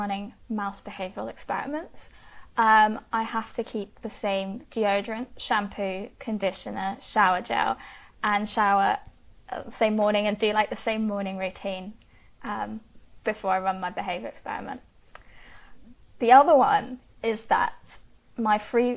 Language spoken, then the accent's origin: English; France; moved away; I grew up in France